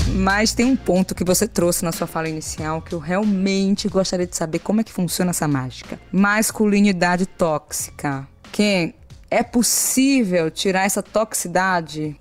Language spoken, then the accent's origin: Portuguese; Salvador, Bahia, Brazil; Eu vim da periferia de Salvador.